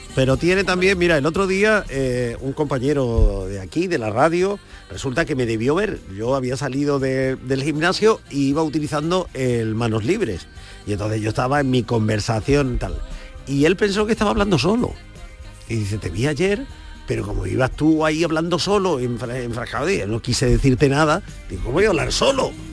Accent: Granada, Andalusia, Spain

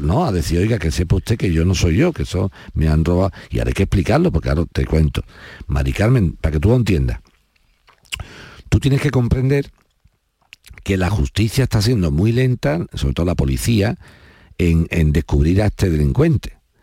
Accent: Spain; yo como español

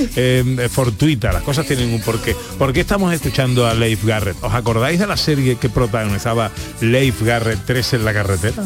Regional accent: El Viso del Alcor, Andalusia, Spain; mi pueblo, de uno de mis pueblos, Del Viso del alcohol

